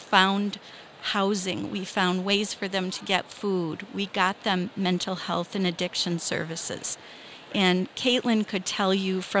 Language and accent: English; Vermont, United States; We're from Vermont